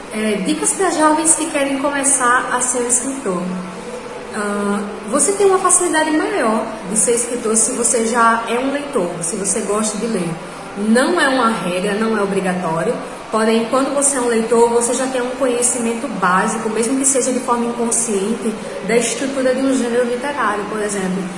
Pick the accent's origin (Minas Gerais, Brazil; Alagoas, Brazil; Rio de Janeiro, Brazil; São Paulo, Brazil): Alagoas, Brazil; Rio Largo; Tenho 27 anos, sou de Rio Largo, sou alagoana e também sou escritora.